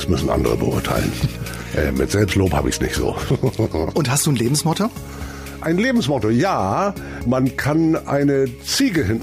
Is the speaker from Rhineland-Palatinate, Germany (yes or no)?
no; Delmenhorst, Lower Saxony, Germany; Ich komme aus Niedersachsen, aus Delmenhorst genauer gesagt.